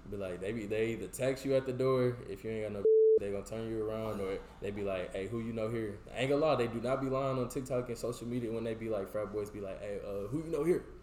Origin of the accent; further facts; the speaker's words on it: Houston, Texas, United States; moved away; I grew up like North Houston